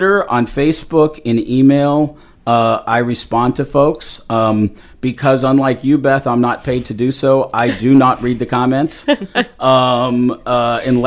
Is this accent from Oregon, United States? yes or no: no; Littleton, Colorado, United States; moved away as an adult; also born or lived in Denver, Colorado / Scottsdale, Arizona; I grew up in Littleton. Not far from Columbine